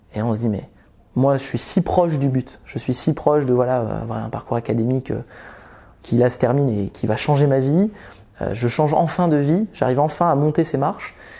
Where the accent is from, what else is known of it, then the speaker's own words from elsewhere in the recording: Vendée, Pays de la Loire, France; also born or lived in Belgium; j'ai grandi, j'ai grandi d'abord en Belgique et on est arrivé autour de mes une dizaine d'années, quand j'avais une dizaine d'années, on est arrivé en Vendée, donc un milieu très rural.